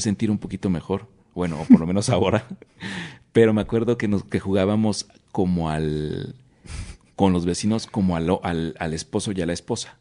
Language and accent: Spanish; Oaxaca, Mexico; como buen oaxaqueño